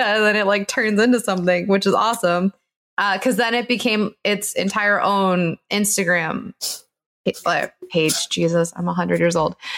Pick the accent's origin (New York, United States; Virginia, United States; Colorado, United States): New York, United States; as a New Yorker